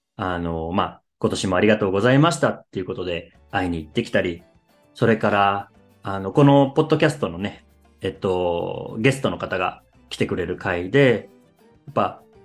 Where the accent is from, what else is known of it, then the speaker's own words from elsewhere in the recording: Japan; 僕は日本人